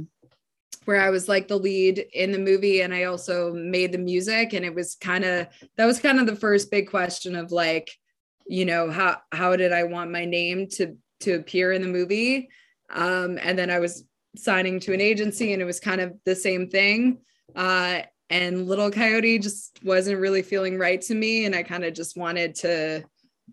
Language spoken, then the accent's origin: English; Yukon, Canada; I was born in the Yukon